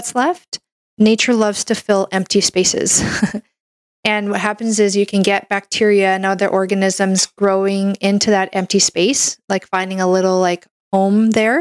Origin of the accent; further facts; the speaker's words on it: Canada; I'm a Canadian medical doctor